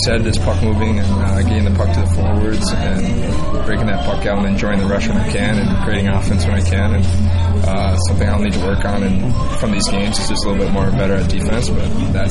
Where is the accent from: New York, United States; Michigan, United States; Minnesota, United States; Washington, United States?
Minnesota, United States; Honestly, just growing up in Minnesota, it's always a college hockey place.